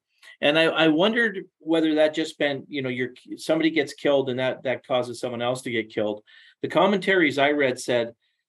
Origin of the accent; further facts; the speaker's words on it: Los Angeles, California, United States; I'm from Los Angeles. It's back on the 5th, 6th page of the newspaper.